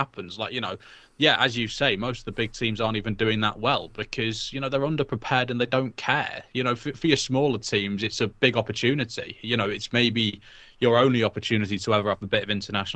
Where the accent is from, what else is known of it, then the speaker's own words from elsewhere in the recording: Wales, United Kingdom; also born or lived in England; I grew up in Wales. I've lived in Wales most of my life. I'm English. I was born there.